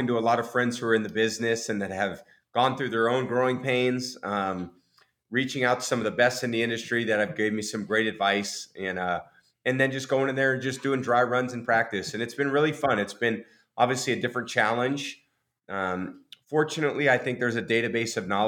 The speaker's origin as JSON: {"language": "English", "area": "Bay Area", "region": "California", "country": "United States", "tie": "born or raised there", "also_born_or_lived": "Michigan / New England / Tampa", "moved": "yes", "said": "I grew up in the Bay Area"}